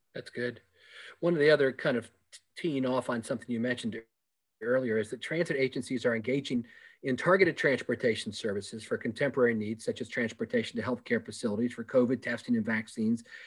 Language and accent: English; Virginia Beach, Virginia, United States; calling in from Virginia Beach, my hometown